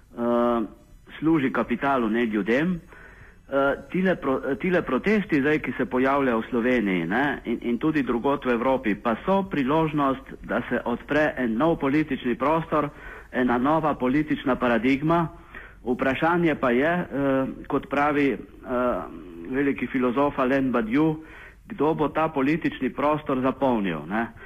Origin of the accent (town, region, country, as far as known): Slovenia